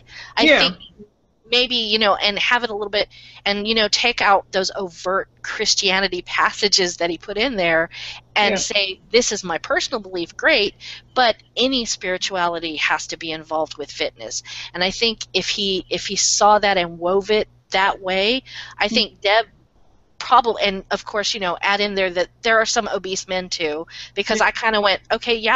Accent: United States; as an American reader

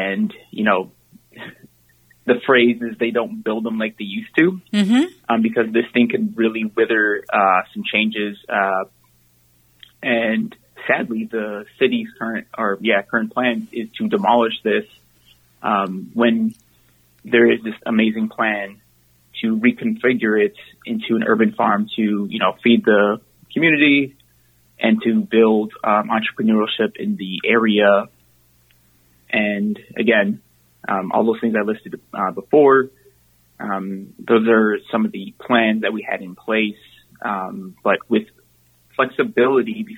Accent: Minneapolis, Minnesota, United States; I was raised in Little Earth and, also in East Phillips for half my life

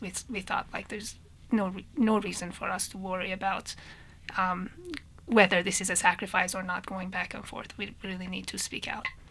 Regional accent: Tehran, Tehran Province, Iran; moved away as an adult; I was also born and raised in, in Tehran, in Iran. Um, I left right after high school

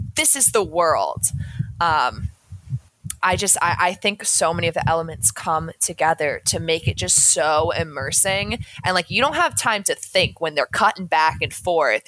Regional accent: New England, United States; I'm from New England

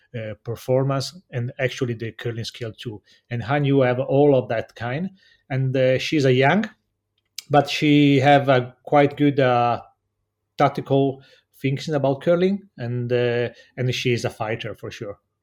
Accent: Cortina d'Ampezzo, Veneto, Italy; English is a second language; I come from Cortina d'Ampezzo

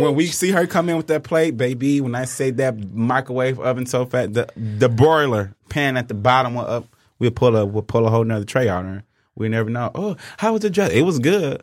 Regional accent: Inkster, Michigan, United States; we're from Inkster

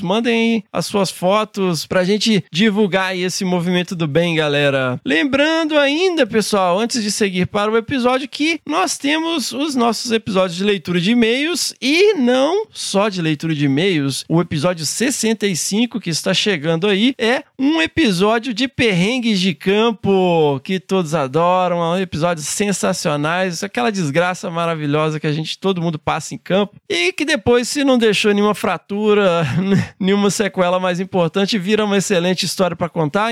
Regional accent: Carangola, Minas Gerais, Brazil; eu sou mineiro de Carangola

